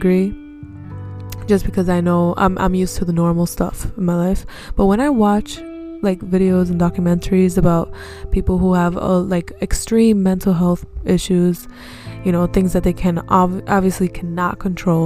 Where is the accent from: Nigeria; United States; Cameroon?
United States; accent: American; we have an American accent.